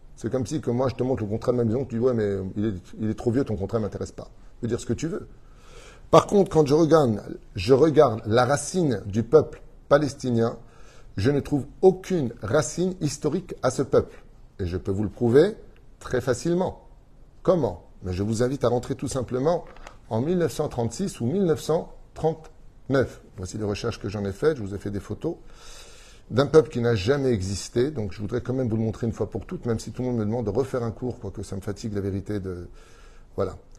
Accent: Israel; Chez nous en Israël

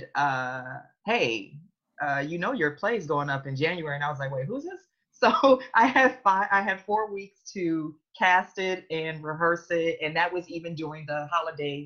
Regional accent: Oakland, California, United States; also born or lived in Cincinnati, Ohio; So I was born in Cincinnati, Ohio, raised in Oakland.

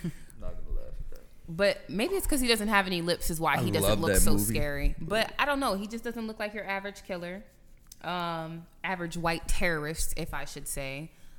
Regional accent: Louisiana, United States; Growing up in the South, I feel like everybody who grew up in Louisiana is built different because the type of racism out here is totally different.

